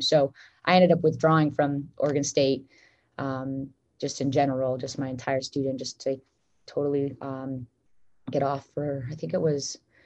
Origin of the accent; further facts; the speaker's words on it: Vancouver, British Columbia, Canada; moved away as an adult; Vancouver, BC, which is my hometown